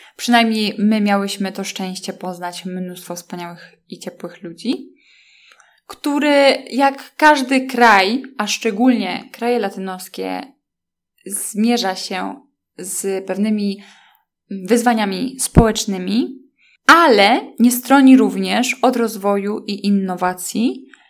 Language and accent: Polish; Poland; skąd jestem i zaczęłam mówić o łódzkiej filmówce